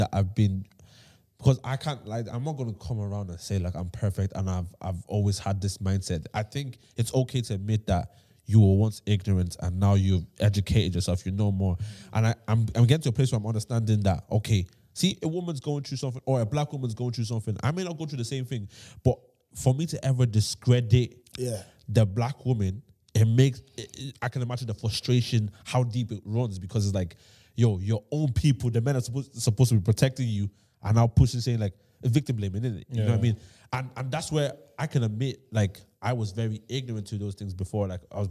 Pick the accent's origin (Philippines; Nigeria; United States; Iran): Nigeria; I'm from Nigeria.